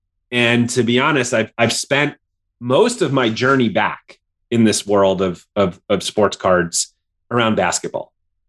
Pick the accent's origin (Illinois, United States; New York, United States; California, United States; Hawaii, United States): New York, United States; moved away as an adult; now in Boston, United States; I grew up in New York.